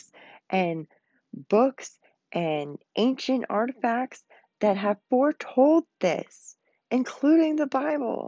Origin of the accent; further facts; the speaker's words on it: Pennsylvania, United States; Pennsylvania. It is in my home state